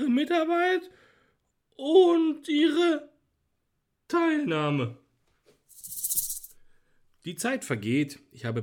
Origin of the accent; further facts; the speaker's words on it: Bavaria, Germany; Ich bin Franke.